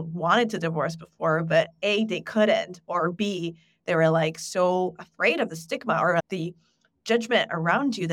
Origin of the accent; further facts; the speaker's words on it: Italy; I come from Italy